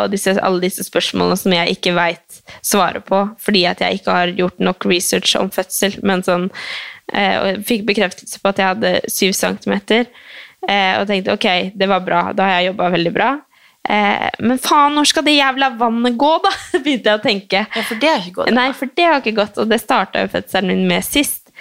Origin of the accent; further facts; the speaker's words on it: Oslo, Norway; born there; Eh, jeg er født på Ullevål, altså, så det var jo ikke bare sånn at folk skjønner det.